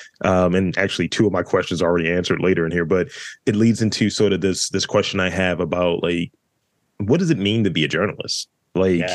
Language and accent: English; Baltimore, Maryland, United States; I'm from Baltimore